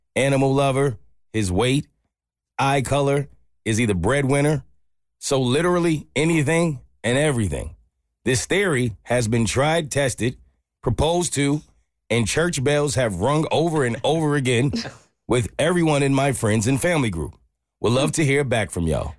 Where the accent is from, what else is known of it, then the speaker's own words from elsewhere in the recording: South Africa; English is a second language; moved away as an adult; now in Charleston, United States; all the way from South Africa